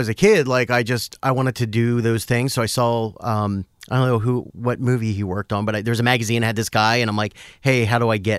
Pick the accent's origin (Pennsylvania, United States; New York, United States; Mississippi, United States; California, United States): Pennsylvania, United States; Willow Grove; Philadelphia, okay, originally. Right. Outside in the suburbs, a little town called Willow Grove.